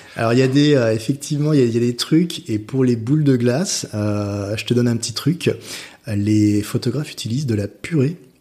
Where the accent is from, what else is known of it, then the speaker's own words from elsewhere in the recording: France; moved away as an adult; also born or lived in London, United Kingdom / Australia; je suis parti de la France. Euh, je suis parti du Nid à, 19 ans en Angleterre